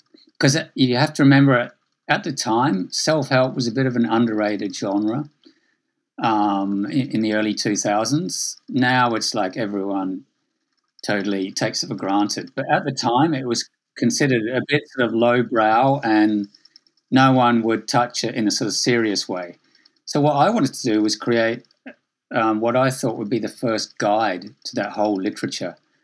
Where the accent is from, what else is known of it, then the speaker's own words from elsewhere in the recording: Adelaide, South Australia, Australia; also born or lived in Sydney; I grew up in Australia from Adelaide, then I moved to Sydney.